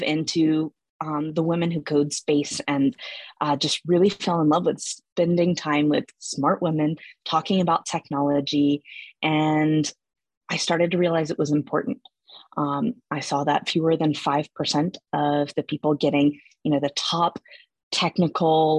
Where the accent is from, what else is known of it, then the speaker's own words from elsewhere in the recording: Atlanta, Georgia, United States; moved away as an adult; also born or lived in Germany; I'm originally from Atlanta.